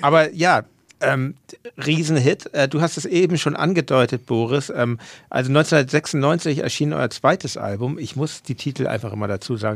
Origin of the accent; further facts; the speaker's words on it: Hamburg, Germany; als Hamburger